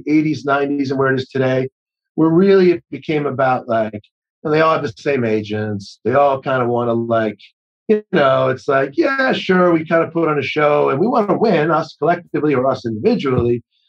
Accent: New England, United States; I grew up in New England.

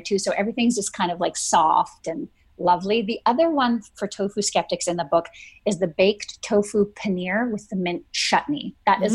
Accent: Vancouver Island, British Columbia, Canada; I grew up on Vancouver Island

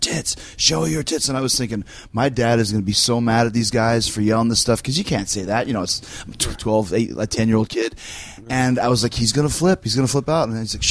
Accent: Winnipeg, Manitoba, Canada; when I was a kid, I grew up in Winnipeg

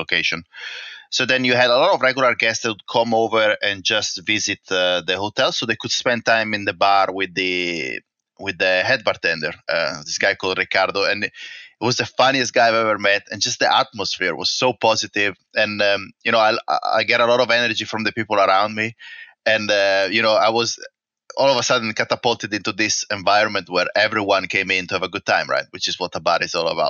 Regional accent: northeast Italy, Italy; moved away as an adult; also born or lived in London / Singapore; now in Perthshire, United Kingdom; I was born in the northeast of Italy, and my hometown is nested in between the Alps and the seaside

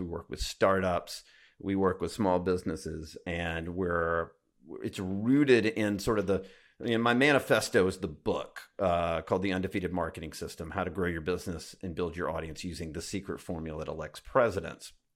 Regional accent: Alabama, United States; I grew up in Alabama

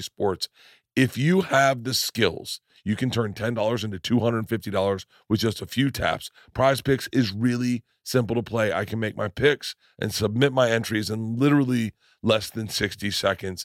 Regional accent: Tampa, Florida, United States; I grew up in Tampa

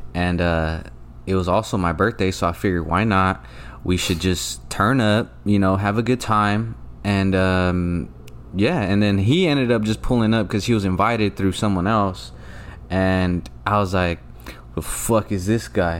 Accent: Stockton, California, United States; I'm from Stockton

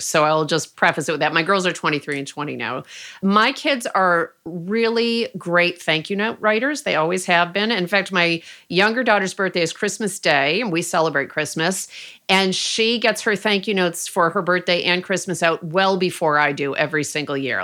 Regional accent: Rochester, New York, United States; moved away as an adult; now in Oakland, United States; my hometown of Rochester, New York

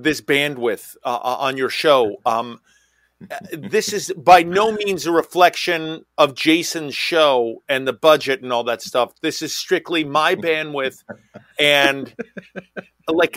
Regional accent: New York, United States; I'm from New York

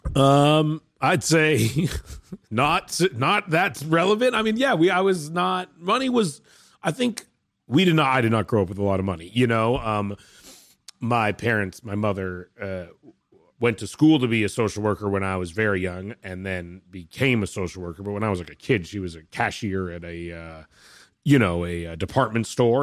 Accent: Vancouver, British Columbia, Canada; I'm from Vancouver, where they made movies, not to say it's like I grew up in Hollywood

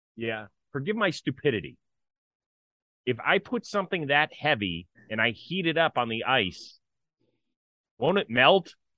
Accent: Cleveland, Ohio, United States; I grew up in Cleveland

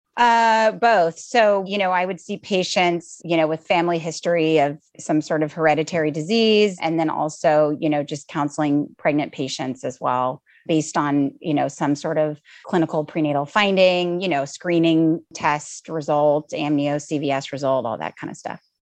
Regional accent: Southern California, United States; moved away as an adult; now in San Francisco, United States; I grew up in Southern California

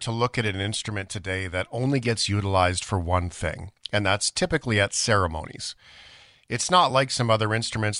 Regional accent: Canada; as a Canadian

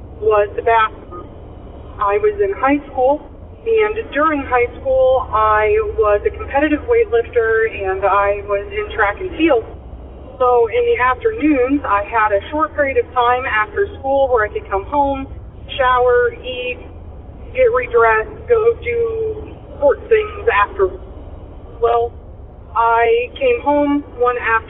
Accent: Illinois, United States; I am from Illinois

